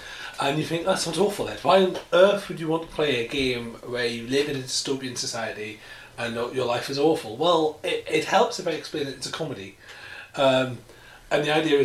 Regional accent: United Kingdom; I'm British

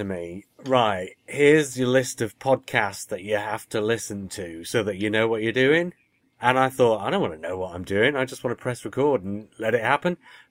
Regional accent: Canada; growing up in Canada

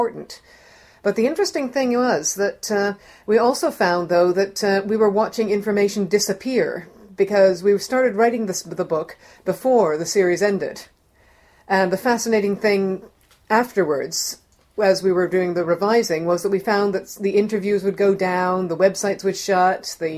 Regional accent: Toronto, Ontario, Canada; moved away; I'm Canadian. I'm from Toronto

